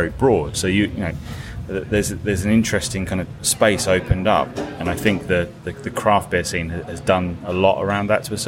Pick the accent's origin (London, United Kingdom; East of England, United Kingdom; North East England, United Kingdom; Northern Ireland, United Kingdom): East of England, United Kingdom; Ipswich; Where I'm from in East Anglia, which is kind of, I'm from Ipswich